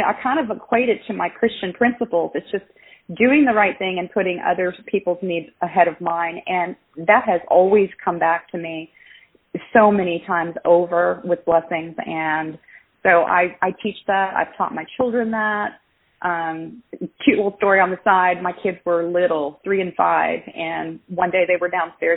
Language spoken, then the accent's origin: English; Tennessee, United States; moved away as an adult; also born or lived in Virginia; I moved from Virginia back to Tennessee, where I call it my growing up years, for my high school years is where I lived